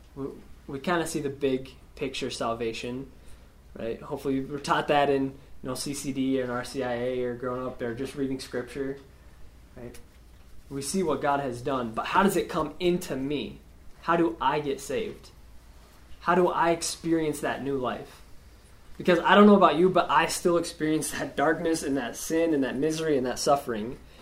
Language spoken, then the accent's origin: English; Spearfish, South Dakota, United States; now in Rapid City, United States; I'm from Spearfish, born and raised there, uh, grew up there, and uh, living in Rapid now.